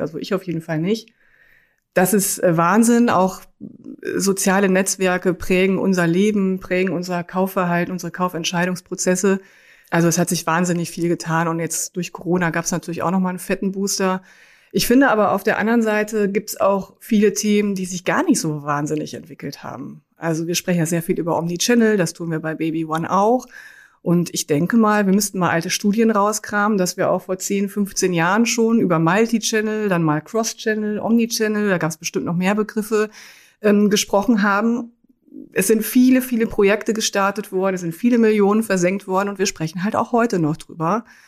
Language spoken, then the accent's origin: German; Münsterland, North Rhine-Westphalia, Germany; moved away; also born or lived in Cologne; Ich komme aus dem Münsterland, habe in Münster auch BWL studiert